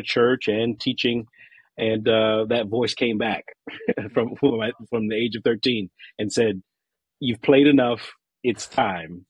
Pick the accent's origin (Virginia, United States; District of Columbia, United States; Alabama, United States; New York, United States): District of Columbia, United States; Washington; moved away as an adult; now in Pittsburgh, United States; I am originally from the Washington, D.C. area